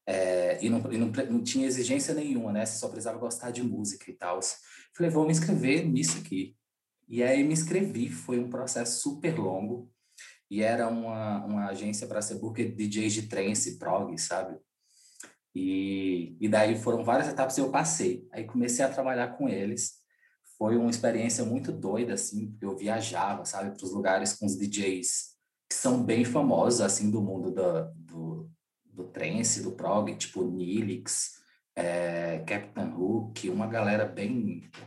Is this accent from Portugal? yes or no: no; Currais Novos, Rio Grande do Norte, Brazil; born there; also born or lived in Bahia / Sergipe; now in Belo Horizonte, Brazil; eu sou nordestino, eu nasci no Rio Grande do Norte, numa cidade chamada Currais Novos.